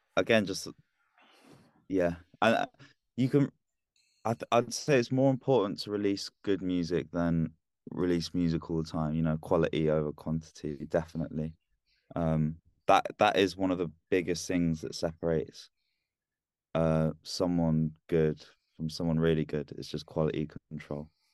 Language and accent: English; London, United Kingdom; now in Leeds, United Kingdom; I'm from down south. I was born in London, but I, yeah, I just live up here